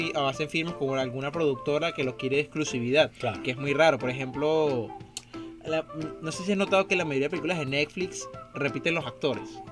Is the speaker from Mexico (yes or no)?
no; Venezuela; moved away; me crié en Venezuela